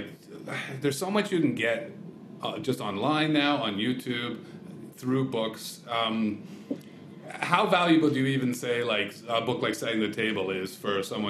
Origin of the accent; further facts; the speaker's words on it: Canada; Well, and we're Canadian, right? So it's just kind of funny.